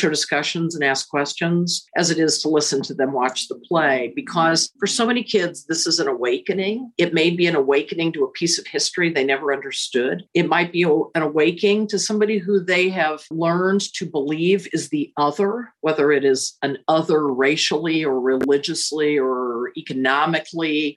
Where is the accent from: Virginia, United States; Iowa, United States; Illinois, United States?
Illinois, United States; central; also born or lived in Chicago, Illinois; now in Indianapolis, United States; I was born in Chicago, but I was raised in central Illinois where there was no professional theater